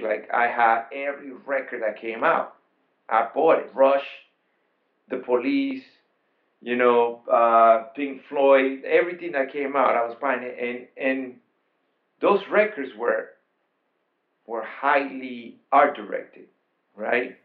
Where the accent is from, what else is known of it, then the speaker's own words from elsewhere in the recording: Panama; also born or lived in Queens, New York, United States; now in New York, United States; I'm an immigrant from Panama, and I came in 1986